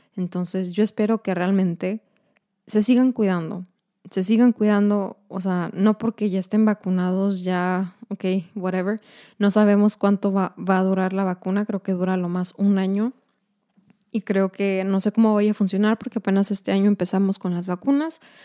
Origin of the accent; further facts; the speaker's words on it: Ciudad Juárez, Chihuahua, Mexico; moved away as an adult; now in El Paso, United States; somos mexicanas, somos de Juárez